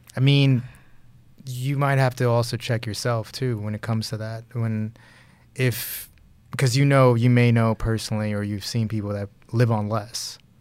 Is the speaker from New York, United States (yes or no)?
yes; New York, United States; moved away; also born or lived in Houston; I grew up in Brooklyn, New York, and I was born in Houston, but I grew up in Brooklyn, New York